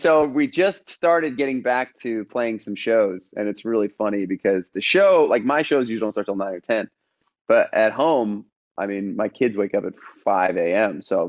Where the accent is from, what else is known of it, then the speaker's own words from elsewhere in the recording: Los Angeles, California, United States; born there; Yeah. So I was born in Los Angeles. Mom and dad were both songwriters. So I kind of grew up around that.